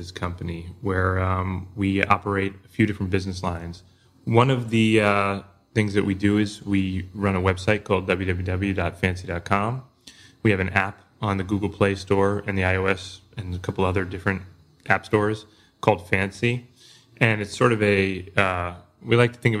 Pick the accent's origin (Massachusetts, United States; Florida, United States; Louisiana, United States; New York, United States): New York, United States; New York City; I grew up in New York City around the East Village area, and I was born in 81